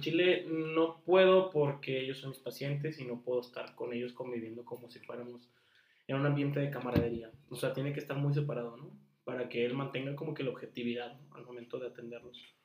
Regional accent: northern Mexico, Mexico; en el norte, o sea, somos norteños

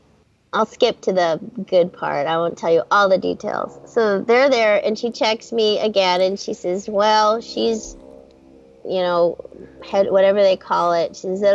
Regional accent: Hermosa Beach, California, United States; born there; So I was born in Hermosa Beach.

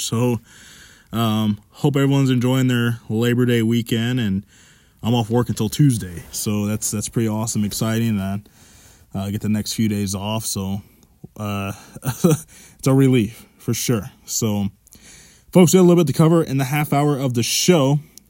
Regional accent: Cincinnati, Ohio, United States; I was born in Cincinnati.

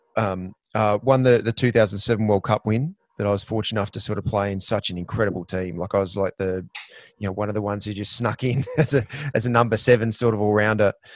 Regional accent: Queensland, Australia; as a Queenslander

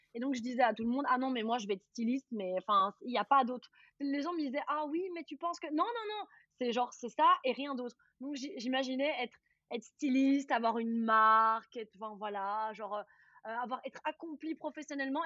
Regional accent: Charleroi region, Wallonia, Belgium; j'ai grandi dans la région de Charleroi

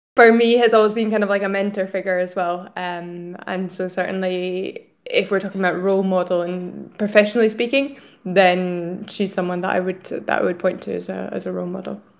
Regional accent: Scotland, United Kingdom; moved away as an adult; also born or lived in Italy / France; now in Barcelona, Spain; I'm originally from Scotland, um, but I'm currently based here in Barcelona

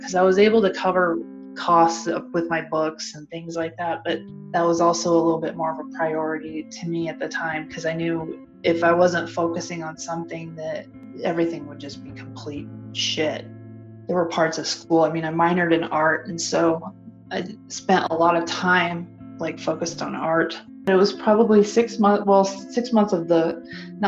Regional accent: Denver, Colorado, United States; I grew up in Denver, and that's where I was

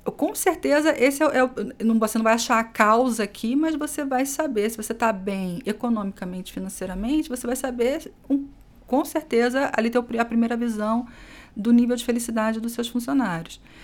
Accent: Rio de Janeiro, Brazil; now in São Paulo, Brazil; sou carioca, ah, já caminhei bastante por esse país, morei em alguns estados, né? E hoje estou aqui em São Paulo

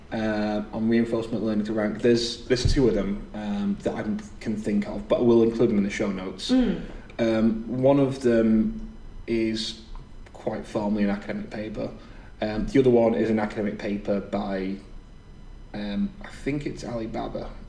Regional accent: the north of England, United Kingdom; accent: northern; my northern accent

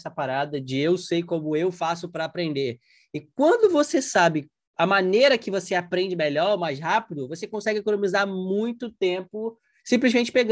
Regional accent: Porto Alegre, Rio Grande do Sul, Brazil; eu tô em Porto Alegre, na minha cidade natal ainda.

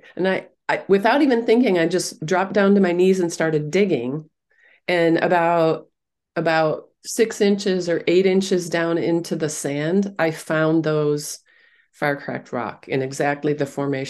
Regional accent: Minnesota, United States; It was snowy, but it was no worse than a Minnesota winter. I grew up in Minnesota.

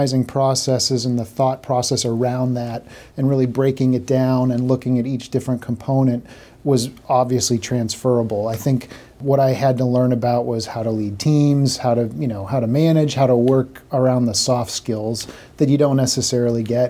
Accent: Boston, Massachusetts, United States; I grew up in the Massachusetts Boston area

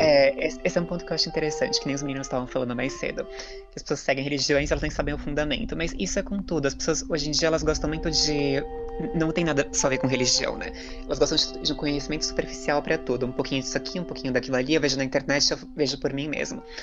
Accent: Brazil; a gente é brasileiro

